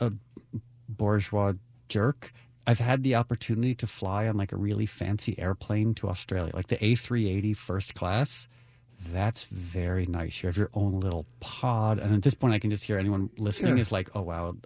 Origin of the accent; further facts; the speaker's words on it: Connecticut, United States; I'm a WASP from Connecticut